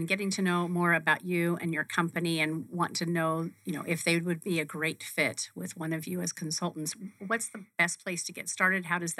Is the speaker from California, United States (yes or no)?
yes; San Francisco Bay Area, Northern California, United States; I grew up in Northern California in the San Francisco Bay Area in the early 70s.